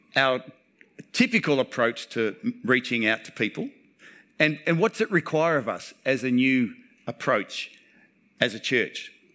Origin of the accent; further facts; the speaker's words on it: Townsville, Queensland, Australia; I'm a local